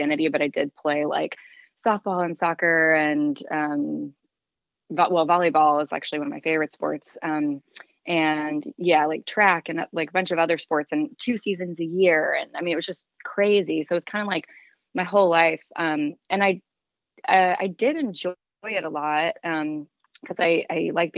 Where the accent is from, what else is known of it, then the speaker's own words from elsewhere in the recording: Nashville, Tennessee, United States; I grew up in Nashville, Tennessee